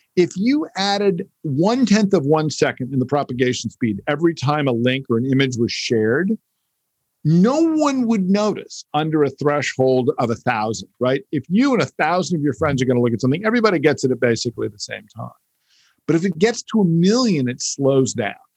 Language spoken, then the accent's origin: English; United States; as an American who grew up in not just a country governed by the First Amendment